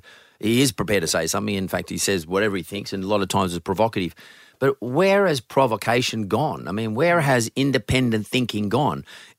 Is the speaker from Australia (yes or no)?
yes; Australia; We're Australian. Why wouldn't you consider us?